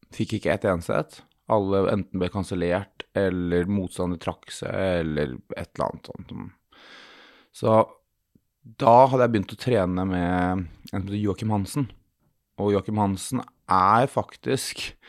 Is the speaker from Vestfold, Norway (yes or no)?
yes; Sandefjord, Vestfold, Norway; jeg er fra Sandefjord